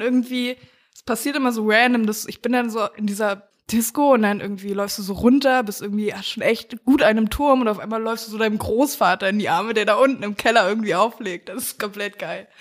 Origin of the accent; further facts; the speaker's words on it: Mecklenburg-Vorpommern, Germany; ich komme ja aus dem Süden Mecklenburgs